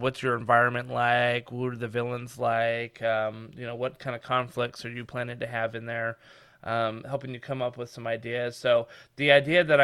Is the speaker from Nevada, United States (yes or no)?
yes; Reno, Nevada, United States; I grew up in Reno, Nevada, which is just over the mountains from San Francisco out west